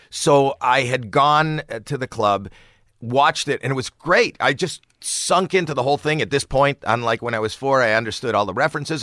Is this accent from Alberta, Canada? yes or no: no; Toronto, Ontario, Canada; moved away; I'm from Toronto